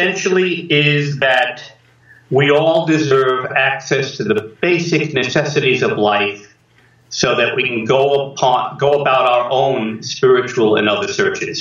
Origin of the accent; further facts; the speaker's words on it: New York City, New York, United States; I grew up in New York City. I was born in the Bronx, grew up in Queens, went to school in Manhattan